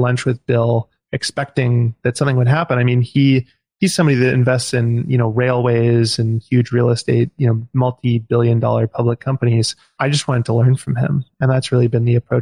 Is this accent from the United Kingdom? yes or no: no; Vancouver, British Columbia, Canada; now in Victoria, Canada; I moved here when I was 15. I grew up in Vancouver.